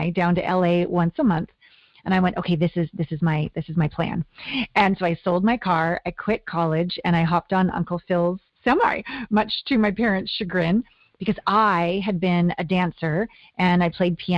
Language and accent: English; Kamloops, British Columbia, Canada; moved away as an adult; also born or lived in Vancouver, British Columbia / Los Angeles / Tokyo; we moved to Kamloops, British Columbia, when I was about two.